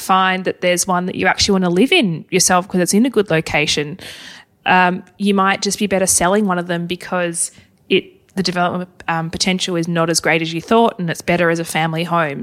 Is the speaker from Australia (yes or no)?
yes; Hobart, Tasmania, Australia; moved away; Hobart, my hometown